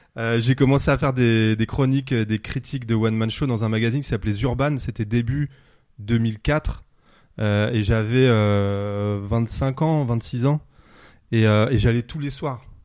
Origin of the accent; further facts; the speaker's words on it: Pantin, Île-de-France, France; on est au cœur de Pantin, là où j'ai grandi